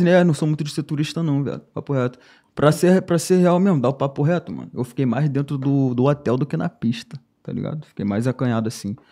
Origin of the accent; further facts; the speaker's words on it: São Gonçalo, Rio de Janeiro, Brazil; sou lá de São Gonçalo, tá ligado? Cria, raiz, lá da Valéria